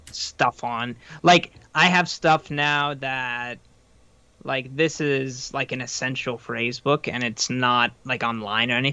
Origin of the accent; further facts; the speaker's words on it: United States; I said I am an American.